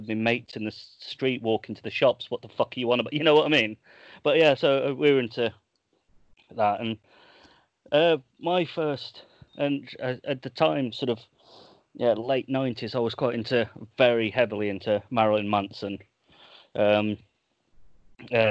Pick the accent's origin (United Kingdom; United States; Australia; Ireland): United Kingdom; Birmingham, West Midlands; for my teenage years, growing up in Birmingham